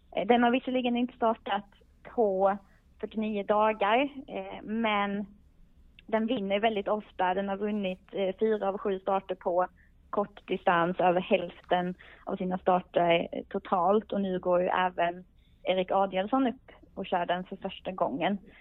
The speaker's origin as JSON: {"language": "Swedish", "region": "Skåne", "country": "Sweden", "said": "jag är ju skåning själv"}